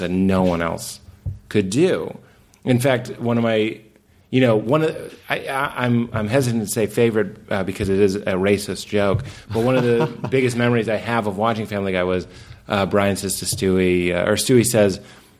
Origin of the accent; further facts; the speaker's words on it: Lexington, Massachusetts, United States; We're both from New England